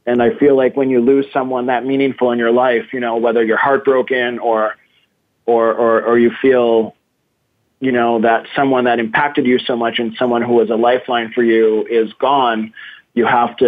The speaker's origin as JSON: {"language": "English", "region": "Massachusetts", "country": "United States", "tie": "born or raised there", "also_born_or_lived": "Brazil", "said": "I was raised, when I was born in Massachusetts into my Greek family, which is my mother's family. And, you know, my father was there, but I was raised by four very strong Greek women. And then I moved to Brazil"}